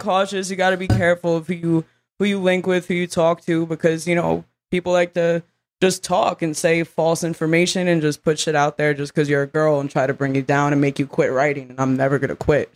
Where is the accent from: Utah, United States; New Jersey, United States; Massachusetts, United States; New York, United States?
New York, United States; New York City; also born or lived in Long Island; I grew up in the slums of Brooklyn